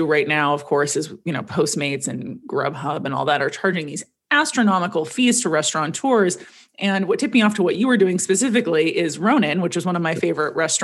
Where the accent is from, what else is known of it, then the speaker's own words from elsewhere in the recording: Los Angeles, California, United States; growing up in the Valley